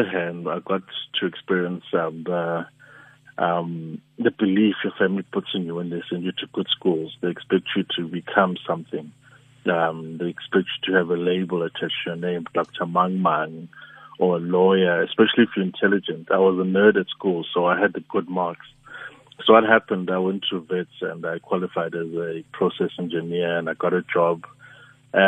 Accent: Soweto, Gauteng, South Africa; I'm a kid from Soweto

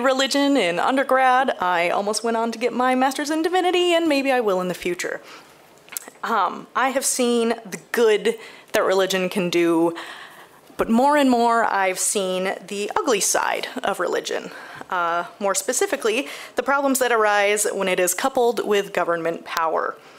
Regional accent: Holland, Michigan, United States; now in Grand Rapids, United States; I grew up in Holland

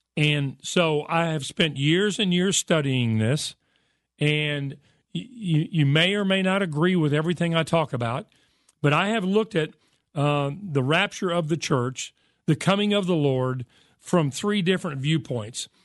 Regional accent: United States; I'm an American and I speak English

